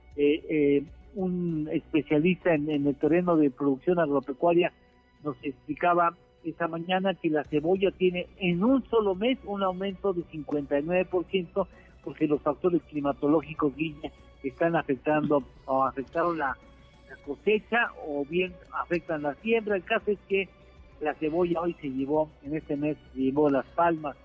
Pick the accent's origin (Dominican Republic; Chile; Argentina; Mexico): Mexico